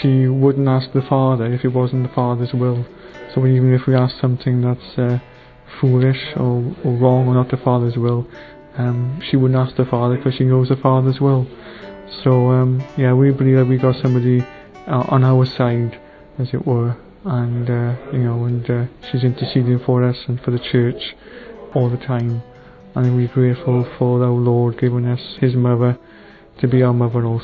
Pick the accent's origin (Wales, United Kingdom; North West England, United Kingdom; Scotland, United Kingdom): Wales, United Kingdom; South; I'm from Murfreesboro in South Wales.